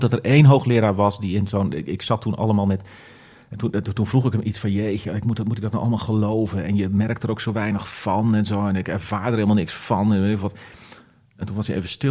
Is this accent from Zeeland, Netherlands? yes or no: yes; Middelburg, Zeeland, Netherlands; Ik ben opgegroeid in Zeeland, in eh, Middelburg